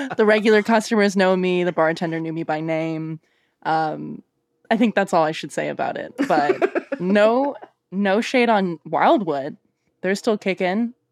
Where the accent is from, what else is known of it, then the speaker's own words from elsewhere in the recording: Canada; now in Portland, United States; still being very Canadian